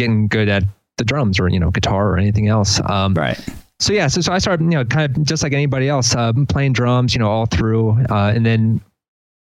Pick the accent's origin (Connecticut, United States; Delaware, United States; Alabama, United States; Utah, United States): Delaware, United States; also born or lived in Philadelphia; now in College Park, United States; I'm from Delaware originally.